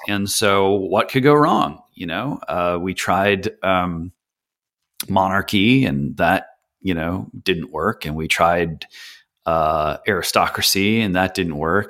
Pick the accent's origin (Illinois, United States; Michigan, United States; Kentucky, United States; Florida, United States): Michigan, United States; just outside of Detroit; I was born just outside of Detroit, Michigan